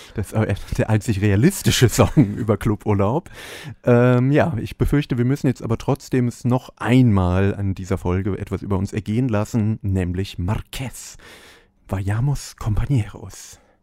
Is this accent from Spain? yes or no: yes; Mallorca, Balearic Islands, Spain; moved away; ich bin nicht in Deutschland aufgewachsen, sondern auf Malotze.